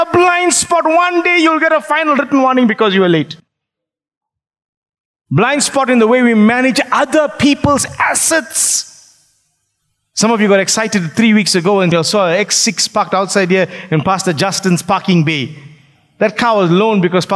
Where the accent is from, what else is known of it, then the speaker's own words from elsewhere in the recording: Phoenix, KwaZulu-Natal, South Africa; I grew up in Phoenix.